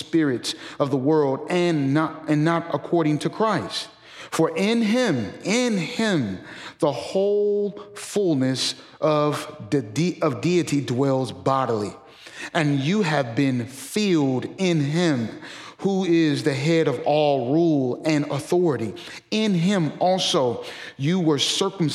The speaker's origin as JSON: {"language": "English", "town": "St. Louis", "region": "Missouri", "country": "United States", "moved": "as an adult", "lives_now": "Memphis, United States", "said": "I'm originally from St. Louis"}